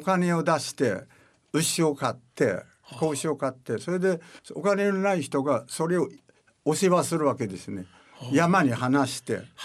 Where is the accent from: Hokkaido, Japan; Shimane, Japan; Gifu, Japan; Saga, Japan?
Shimane, Japan; Matsue; 島根県の松江市というところでございます今は昔は鹿島町という